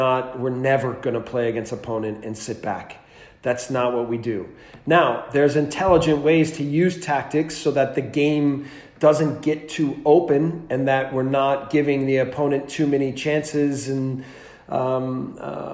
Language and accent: English; United States; moved away as an adult; now in Germany; as an American